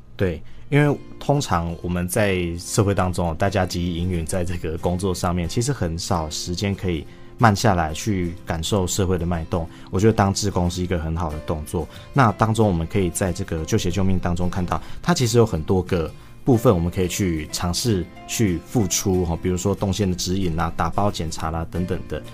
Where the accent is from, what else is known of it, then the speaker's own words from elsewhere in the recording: Taiwan; 我们台湾人